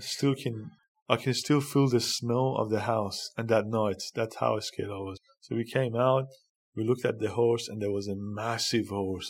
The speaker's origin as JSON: {"language": "English", "town": "Karaj", "region": "Alborz", "country": "Iran", "tie": "born or raised there", "moved": "as an adult", "lives_now": "Australia", "said": "I was born in a small in Iran called Karaj, and was born in um, and basically I had a a um, interesting childhood in Iran."}